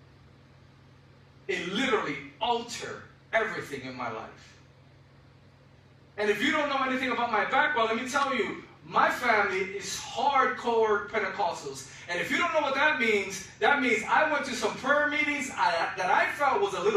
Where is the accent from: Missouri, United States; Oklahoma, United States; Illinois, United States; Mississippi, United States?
Illinois, United States; Chicago; now in Florida, United States; I am from Chicago, so I love the Chicago Bears